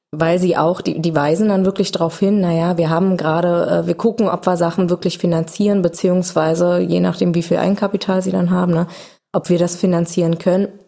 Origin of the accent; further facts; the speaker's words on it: Berlin, Germany; als Berliner